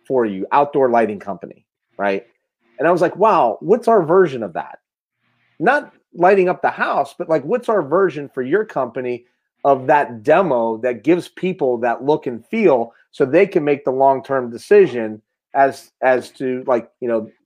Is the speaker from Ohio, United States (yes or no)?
yes; Mahoning County, Ohio, United States; I love my hometown.